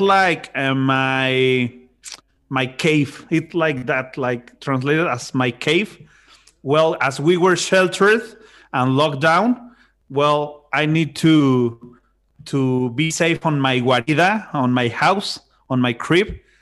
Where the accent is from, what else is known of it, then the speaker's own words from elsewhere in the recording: Monterrey, Nuevo León, Mexico; I'm from Monterrey, Monterrey, Mexico